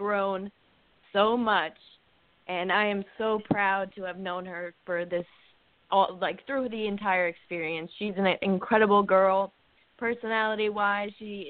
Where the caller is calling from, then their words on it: New Jersey, United States; I'm from New Jersey.